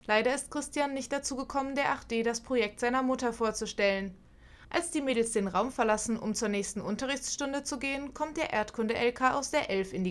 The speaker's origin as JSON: {"language": "German", "region": "São Paulo", "country": "Brazil", "said": "Ich komme aus São Paulo, Brasil und ich bin hier in Europa schon seit eineinhalb Monaten."}